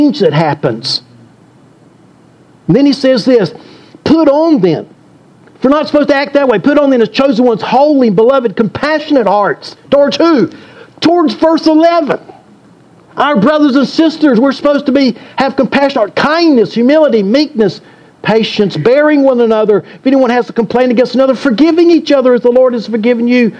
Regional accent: Deep South, United States; I grew up in the Deep South.

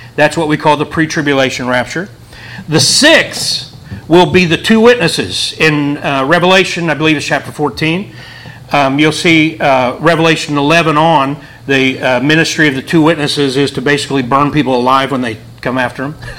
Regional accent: Wheelersburg, Ohio, United States; also born or lived in Portsmouth, Ohio; I'm from Portsmouth, Ohio, Wheelersburg, Ohio

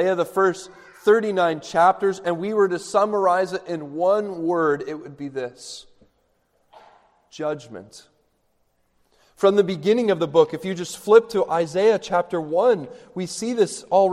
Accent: Canada; I'm Canadian

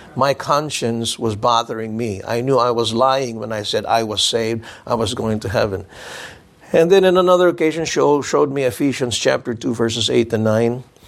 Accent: Philippines; I told them I was from the Philippines

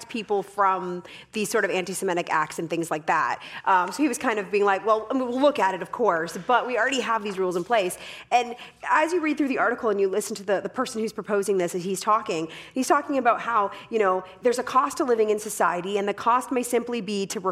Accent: Canada; I am Canadian, but I do not speak French

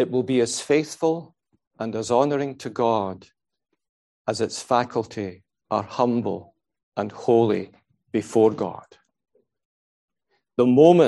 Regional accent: Scotland, United Kingdom; I'm a Scot

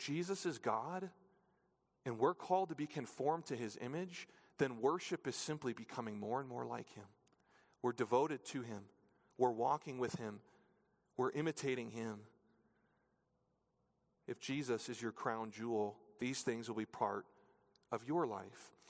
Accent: New Hampshire, United States; When I was in elementary school, growing up in New Hampshire

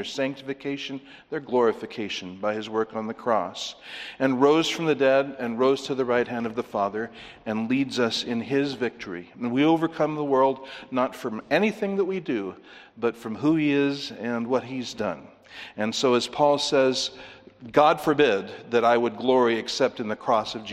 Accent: California, United States; As a Californian

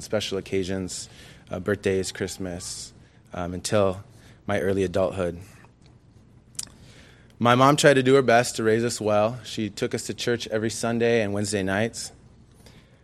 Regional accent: Anaheim, California, United States; also born or lived in Ontario, California; I was born in Anaheim, the second of three children, all boys

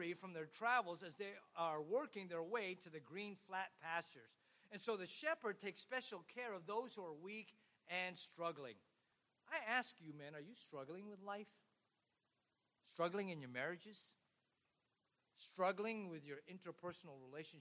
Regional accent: Oxnard, California, United States; moved away as an adult; also born or lived in Baguio, Philippines / North Carolina / Alabama / San Diego, California; I grew up in Oxnard, California

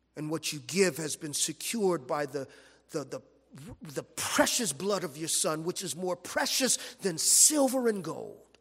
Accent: Los Angeles, California, United States; I grew up in South Central Los Angeles

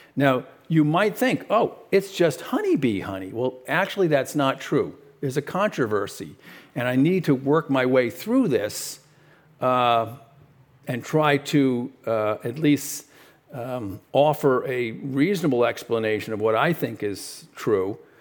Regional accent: New York City, New York, United States; I was born in, uh, Brooklyn, New York

